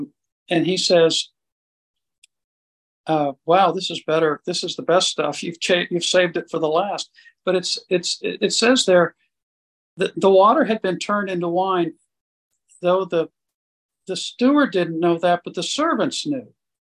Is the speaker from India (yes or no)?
yes; India; went back to growing up in India as a missionary kid and being sent away to a missionary boarding school and being separated from my mom and dad for 8 or 9 months out of the year